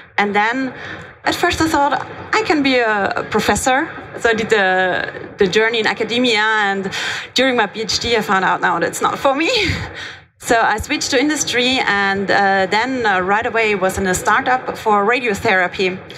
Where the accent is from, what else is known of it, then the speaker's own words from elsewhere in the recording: Austria; now in Germany; I'm from Austria, okay. But I live in Germany.